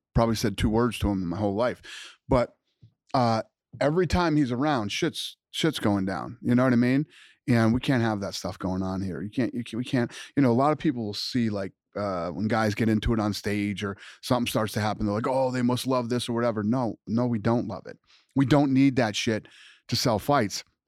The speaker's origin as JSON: {"language": "English", "country": "United States", "said": "I am an American"}